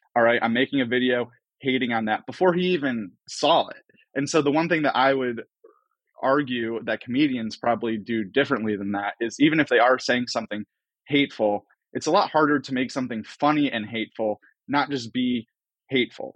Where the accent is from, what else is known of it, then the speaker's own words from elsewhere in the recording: Cleveland, Ohio, United States; I grew up in Cleveland